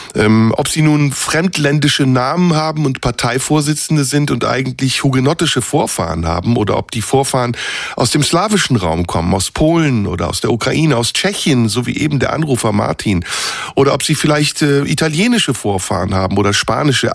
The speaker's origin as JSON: {"language": "German", "country": "Turkey", "moved": "yes", "lives_now": "Germany", "said": "ich bin ja noch aus der Türkei"}